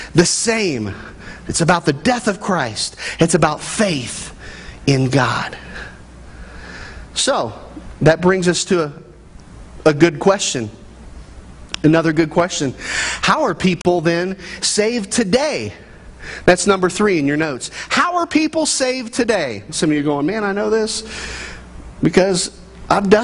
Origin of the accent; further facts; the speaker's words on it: Midwest, United States; I grew up in the American family in the Midwest